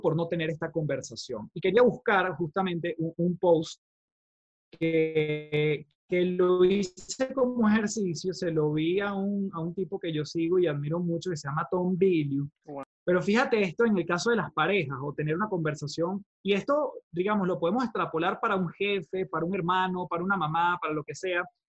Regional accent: Venezuela; now in Chile; yo vengo de Venezuela, soy venezolano, eh, vivo actualmente en Chile

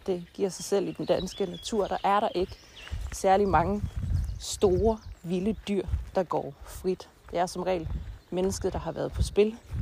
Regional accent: Denmark

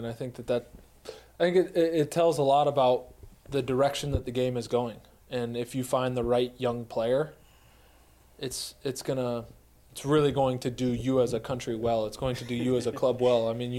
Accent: United States; as an American

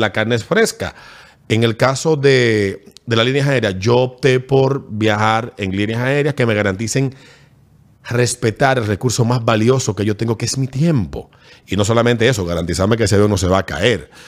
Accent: Fantino, Sánchez Ramírez, Dominican Republic; mi pueblo de Fantino

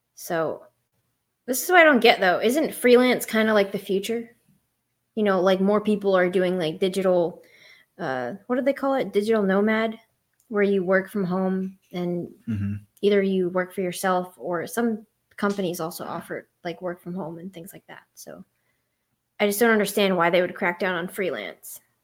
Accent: Pennsylvania, United States; I'm from Pennsylvania

